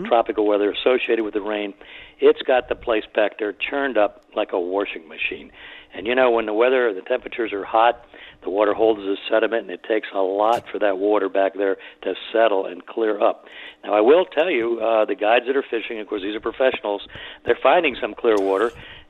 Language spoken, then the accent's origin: English; Miami, Florida, United States; as a boy growing up in Miami, I moved there in 1949 and through the 50s